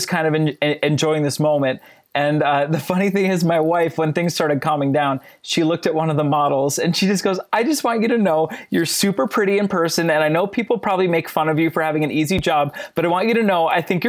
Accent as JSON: {"language": "English", "region": "New Jersey", "country": "United States", "tie": "born or raised there", "moved": "yes", "lives_now": "Minneapolis, United States", "said": "I live in Minnesota, but I'm born and raised in New Jersey"}